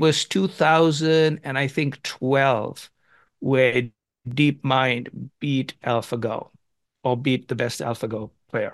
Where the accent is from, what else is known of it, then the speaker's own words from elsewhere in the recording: India; moved away; when I was growing up in India